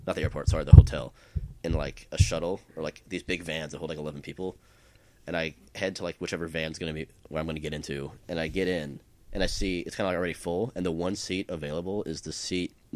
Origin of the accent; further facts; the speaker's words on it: Phoenix, Arizona, United States; moved away as an adult; now in Austin, United States; I'm from Phoenix